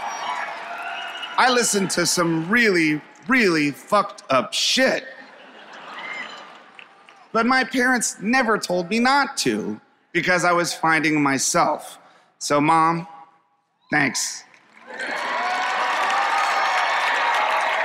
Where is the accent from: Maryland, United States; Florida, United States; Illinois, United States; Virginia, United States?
Virginia, United States; Springfield; also born or lived in Washington, D.C.; People that I grew up with in Springfield, Virginia